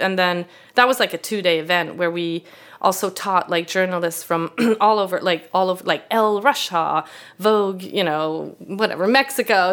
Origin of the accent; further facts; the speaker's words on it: Sweden; English is a second language; moved away as an adult; also born or lived in Canada / Italy; now in United States; I grew up in Sweden where you're not supposed to be, like, boastful